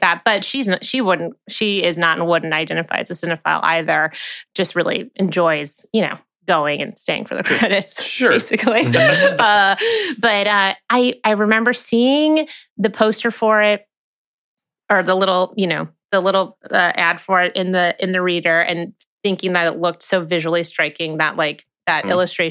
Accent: Chicago, Illinois, United States; near North Side of Chicago. And I was 13. I was in eighth grade.

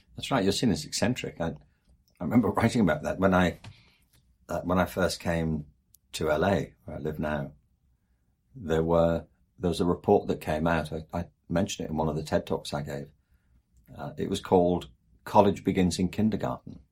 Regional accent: England, United Kingdom; I'm from England, and there the obsession is with Oxford and Cambridge

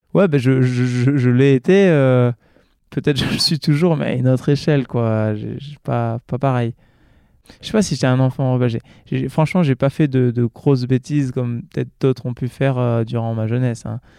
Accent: New Caledonia; moved away as an adult; j'ai passé quasiment toute ma vie en Calédonie

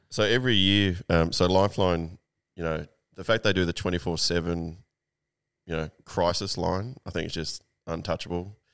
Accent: Sydney, New South Wales, Australia; I'm born in nineteen eighty, and I grew up in Balmain

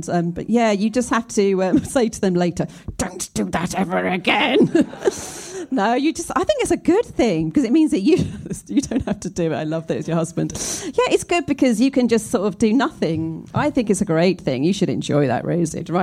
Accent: Scotland, United Kingdom; I grew up in Scotland in a small cul de sac

